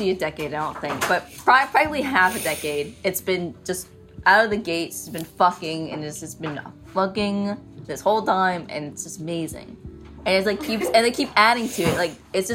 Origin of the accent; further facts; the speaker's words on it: Concord, Massachusetts, United States; I'm from Concord, Massachusetts. So I'm a local girl